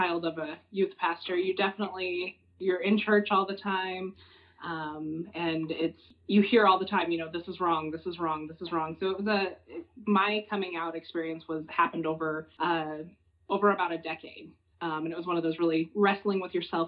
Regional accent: eastern New Mexico, United States; moved away; I grew up in New Mexico. On the eastern side of the state, right on the Texas border, is where I was raised.

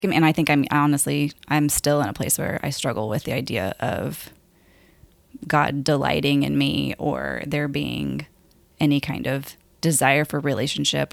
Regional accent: Lubbock, Texas, United States; I grew up in Lubbock, Texas, and born and raised there.

